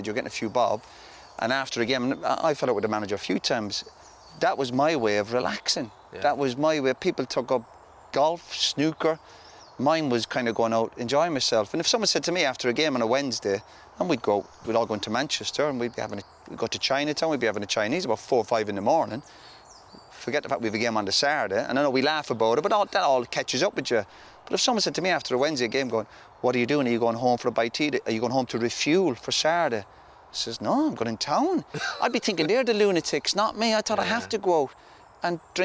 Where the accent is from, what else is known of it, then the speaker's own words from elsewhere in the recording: Ireland; moved away as an adult; where I grew up in Ireland